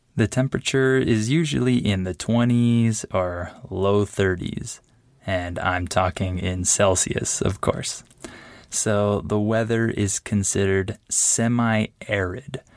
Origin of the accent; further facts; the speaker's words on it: San Diego, California, United States; moved away as an adult; now in Mexico; I grew up in Southern California and I spent most of my time in San Diego.